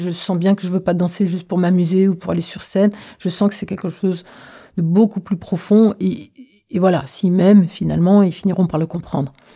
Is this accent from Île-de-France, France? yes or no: no; Reims, Grand Est, France; moved away as an adult; also born or lived in Algeria / Paris; j'ai grandi à Reims où j'ai fait toutes mes études en fait jusqu'à l'université